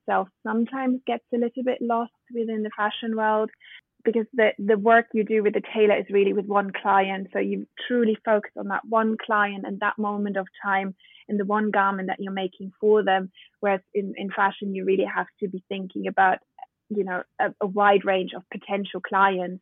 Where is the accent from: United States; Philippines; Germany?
Germany; Bavarian countryside; moved away; also born or lived in Berlin, Germany / London, United Kingdom; I'm German born and raised. I grew up in the Bavarian countryside